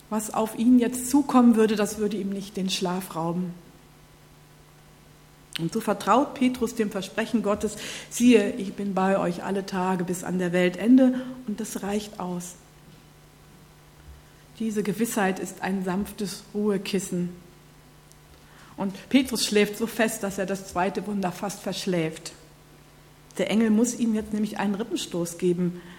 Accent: North Rhine-Westphalia, Germany; aber aus meiner Heimat, so die Gegend Nordrhein-Westfalen

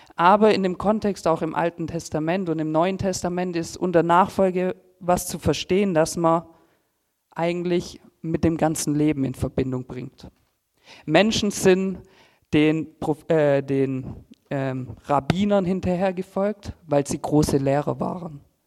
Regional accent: Filderstadt, Baden-Württemberg, Germany; ich komme aus Filderstadt Silming, bin dort eigentlich groß geworden und aufgewachsen

